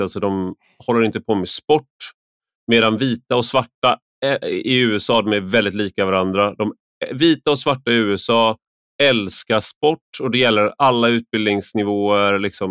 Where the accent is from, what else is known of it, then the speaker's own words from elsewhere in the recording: Sweden; jag är en svensk vuxen